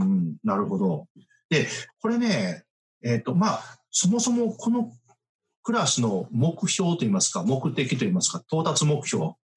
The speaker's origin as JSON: {"language": "Japanese", "country": "Japan", "said": "私たち日本人"}